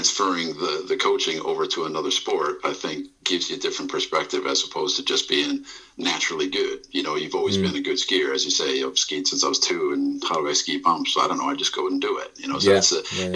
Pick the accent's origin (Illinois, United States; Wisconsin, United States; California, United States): Wisconsin, United States; Milwaukee; also born or lived in Texas; now in Essex, United Kingdom; originally I'm from Milwaukee in Wisconsin, the upper Midwest, and lived a long time in Texas.